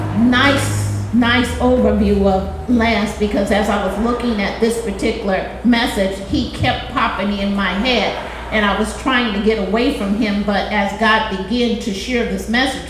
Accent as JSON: {"language": "English", "town": "Los Angeles", "region": "California", "country": "United States", "tie": "born or raised there", "said": "I grew up in South Central"}